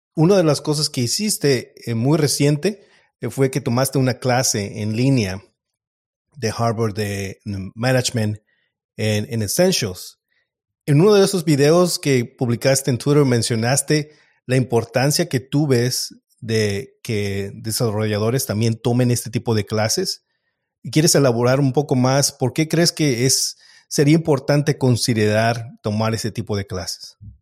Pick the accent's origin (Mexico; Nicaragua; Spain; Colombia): Mexico; moved away; yo soy mexicano